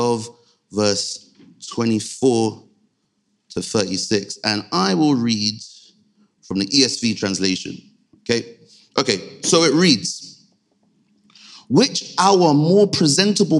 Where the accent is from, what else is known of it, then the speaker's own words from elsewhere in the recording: Nigeria; Being Nigerian, having a, you know, clearly a Nigerian background